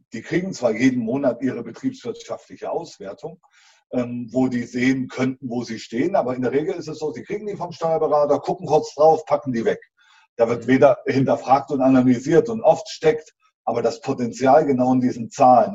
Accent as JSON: {"language": "German", "region": "East Germany", "country": "Germany", "said": "ich habe also klassisch zu DDR-Zeiten Beruf mit Abitur, Elektromaschinenbau äh, gelernt"}